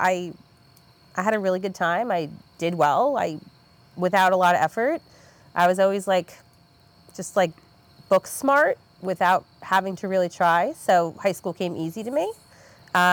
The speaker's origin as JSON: {"language": "English", "town": "Malverne", "region": "New York", "country": "United States", "tie": "born or raised there", "said": "born and raised. So I was born in Malvern"}